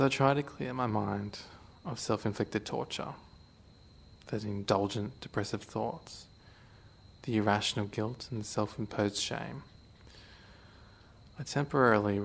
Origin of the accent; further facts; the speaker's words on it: Australia; I'm an Australian guy who happens to have Asian heritage, Hong Konger